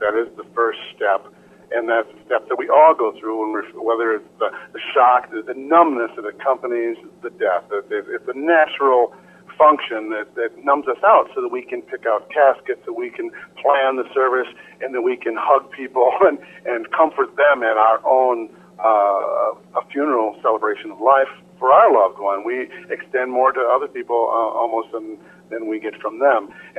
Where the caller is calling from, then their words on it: Minnesota, United States; Minnesota, up in the Twin Cities, where the conference was this summer.